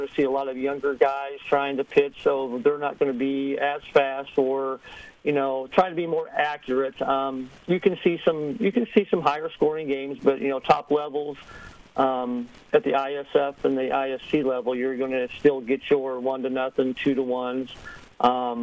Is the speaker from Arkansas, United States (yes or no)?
no; Melcher-Dallas, Iowa, United States; I'm from Melcher, Dallas, Iowa